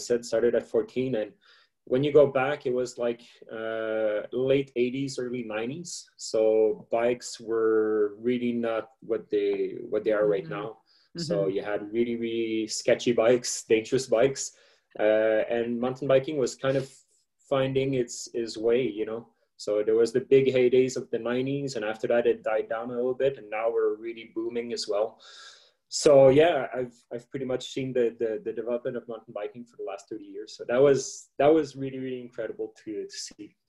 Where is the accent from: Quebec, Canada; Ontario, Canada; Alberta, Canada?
Quebec, Canada; Montreal; I come from Montreal, so living in inner city